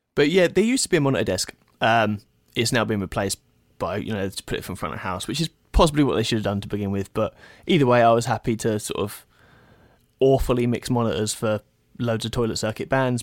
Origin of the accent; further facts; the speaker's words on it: Bedfordshire, East of England, United Kingdom; moved away as an adult; now in Detroit, United States; I grew up in Bedfordshire, England, very small, very small town. Um, I've now since moved to Detroit, Michigan.